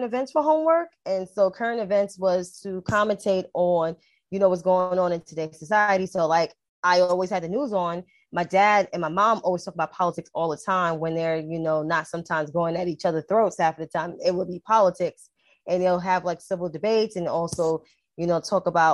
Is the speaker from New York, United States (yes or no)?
yes; New York City, New York, United States; also born or lived in Upper West Side, New York City; I was born and raised in Harlem, but I currently live in the Upper West Side